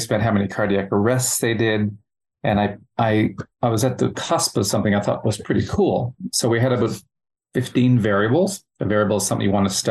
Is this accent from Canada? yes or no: yes; Canada; accent: Canadian; moved away as an adult; now in Australia; obviously from the accent, you could tell I'm from Canada. Been in Australia for 10 years